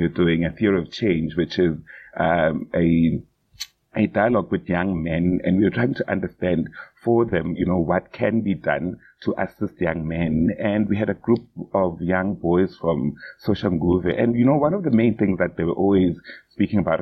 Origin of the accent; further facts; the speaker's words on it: South Africa; as a South African man myself